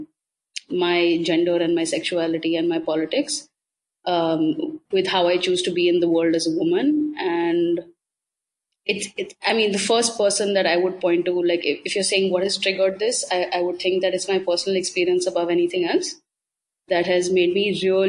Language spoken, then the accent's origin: English; Delhi, India; I'm from Delhi